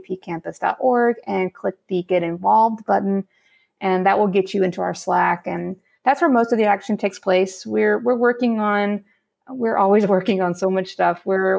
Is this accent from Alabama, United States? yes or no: yes; Alabama, United States; I grew up in Alabama.